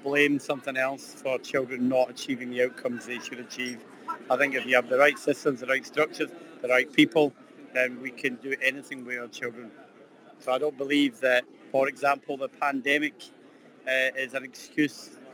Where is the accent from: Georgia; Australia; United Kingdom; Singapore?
United Kingdom; Scotland; I'm Scottish